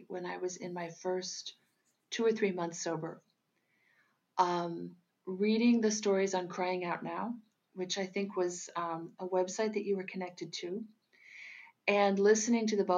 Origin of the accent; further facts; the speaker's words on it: United States; moved away as an adult; also born or lived in Lisbon, Portugal; now in Portugal; I'm American, but I moved to Portugal in 1993 to accept a job with the Gulbenkian Orchestra in Lisbon